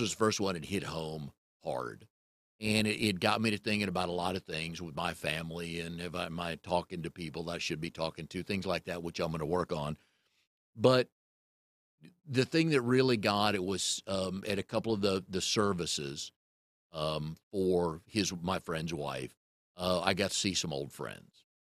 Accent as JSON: {"language": "English", "town": "Raleigh", "region": "North Carolina", "country": "United States", "tie": "born or raised there", "also_born_or_lived": "Richmond", "said": "I moved here in nineteen seventy-four, moved away for a while, but I grew up in Fairfax Hills. So if you're from the Triangle area, it's right off Falls and Noose by Millbrook Road"}